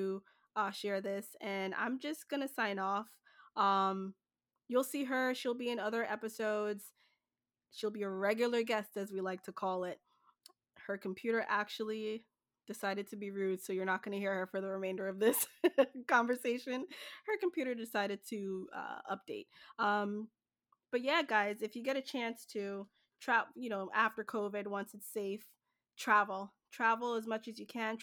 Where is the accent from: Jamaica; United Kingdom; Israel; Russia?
Jamaica; now in New Jersey, United States; So I'm originally from Jamaica. It will always be home to me.